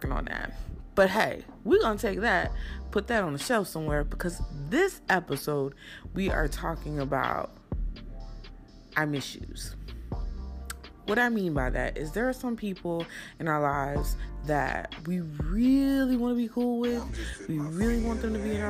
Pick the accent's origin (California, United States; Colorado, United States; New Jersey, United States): New Jersey, United States; also born or lived in Newark, New Jersey; I was born in Newark, but I was raised in South Jersey.